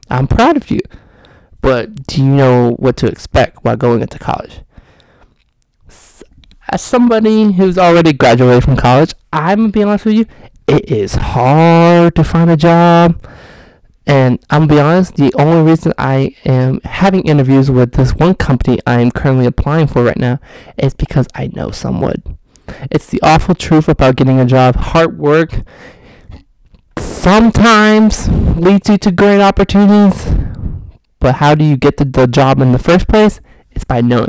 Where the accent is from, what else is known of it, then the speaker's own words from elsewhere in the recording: Austin, Texas, United States; also born or lived in Houston; I'm from Austin, and I moved to Houston for 1 year.